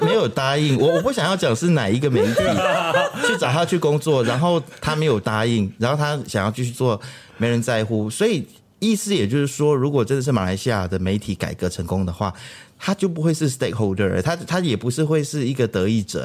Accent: Taiwan; now in Malaysia; 我在台湾长大

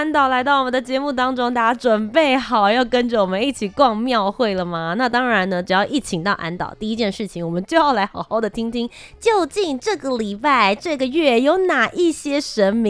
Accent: New Taipei, Taiwan; 毕竟我自己也算是新北市长大的孩子

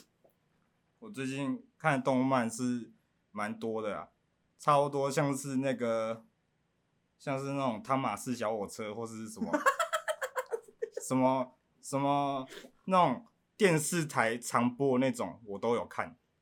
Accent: Pingtung County, Taiwan; 我来自屏东

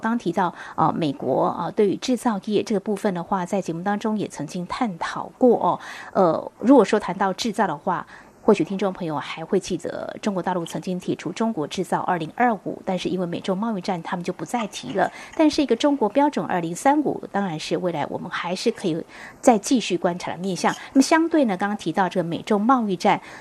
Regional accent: Taiwan; 我们台湾人才

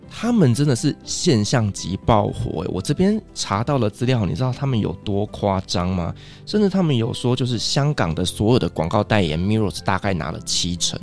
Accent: Taiwan; 我们台湾人

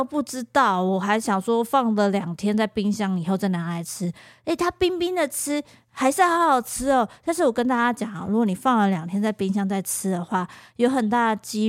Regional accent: Taiwan; 只要有人发现我们是台湾人或什么的，我就跟我们之前讲的一样，其实对我们都超级客气的。

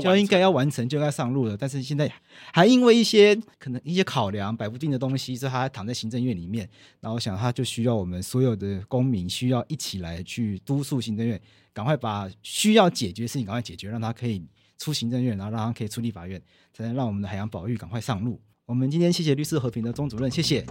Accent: Taiwan; 海洋到底对我们台湾人来说有多重要

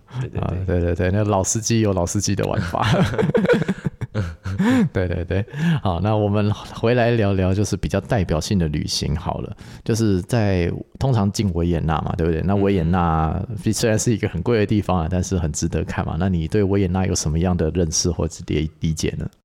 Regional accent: Taiwan; 至少我们台湾人的消费能力，到了奥地利会发现自己，啊，好像真的贫穷限制我的想象的。

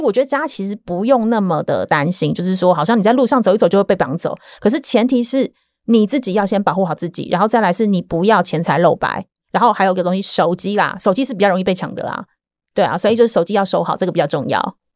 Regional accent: Taiwan; now in Cambodia; 我台湾人

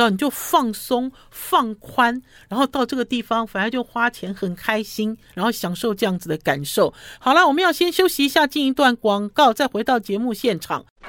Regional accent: Taiwan; 我是从台湾来的

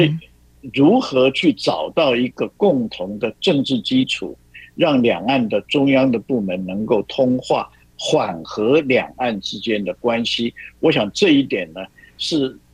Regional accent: Taiwan; 我们台湾人

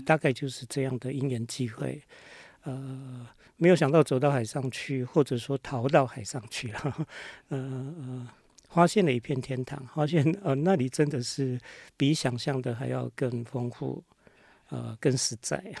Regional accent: Hualien, Hualien County, Taiwan; 我是花莲人，啊，生嗯。长在花莲

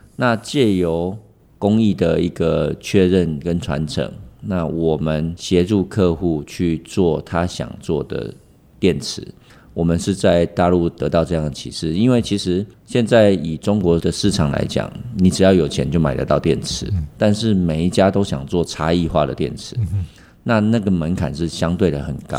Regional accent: Taiwan; 我们台湾人的精神

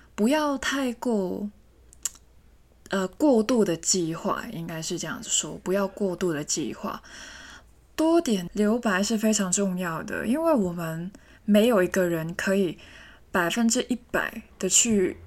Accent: Hong Kong; 我是一个香港人嘛，在香港那个速度是真的很快

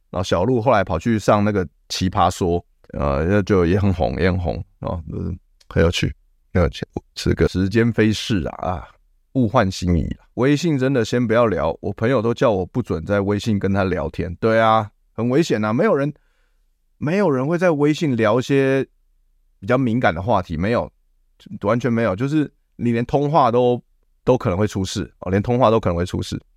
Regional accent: Taiwan; 我是台湾人

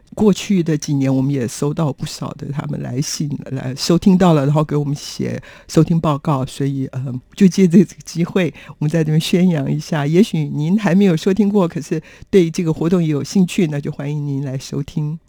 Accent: Taiwan; 我说我从台湾来

